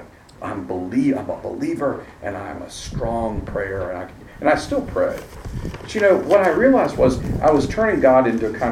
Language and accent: English; Virginia, United States; I grew up in Virginia, and we spent our summers on Chesapeake Bay